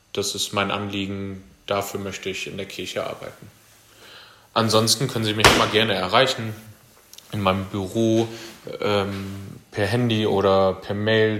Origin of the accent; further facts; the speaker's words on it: Nordwalde, North Rhine-Westphalia, Germany; moved away as an adult; also born or lived in Münster / Paderborn / Sassenberg / Füchtorf; now in Riesenbeck, Germany; komme gebürtig aus Nordweide, Kreis Steinfurt